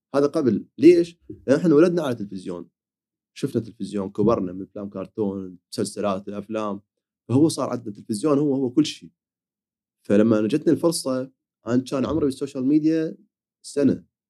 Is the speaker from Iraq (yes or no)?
yes; Iraq; عندنا بالعراق